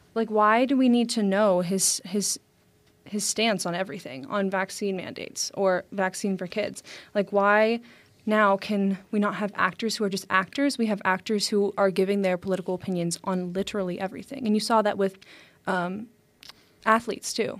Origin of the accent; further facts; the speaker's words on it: United States; As an American